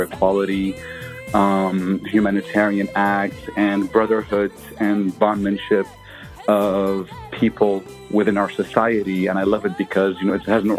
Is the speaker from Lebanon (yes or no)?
yes; Lebanon; also born or lived in Brooklyn, New York; now in Atlanta, United States; I was born and raised in Lebanon